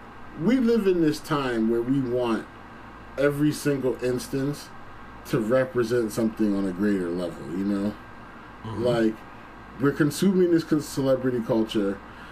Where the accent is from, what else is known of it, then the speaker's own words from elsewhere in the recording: East Coast, United States; I'm from the East Ass Coast, bruh. I'm from the East Ass Coast